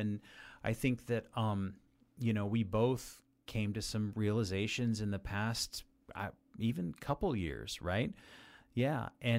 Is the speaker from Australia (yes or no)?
no; Las Vegas, Nevada, United States; I was born and raised in Las Vegas, but I don't consider that home